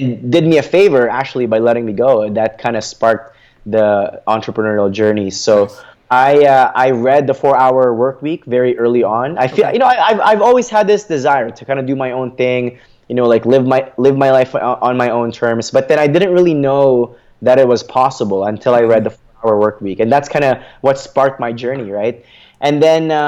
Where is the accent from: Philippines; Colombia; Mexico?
Philippines; English is a second language; now in Canada; my family and I immigrated from the Philippines to Canada.